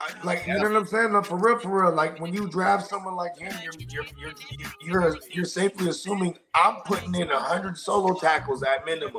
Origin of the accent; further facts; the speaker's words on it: the Bay Area, California, United States; growing up in the Bay